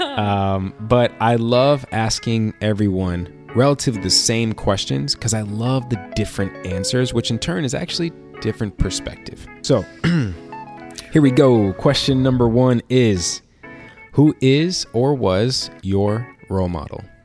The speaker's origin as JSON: {"language": "English", "town": "Chicago", "region": "Illinois", "country": "United States", "tie": "born or raised there", "moved": "yes", "said": "I'm a kid from Chicago"}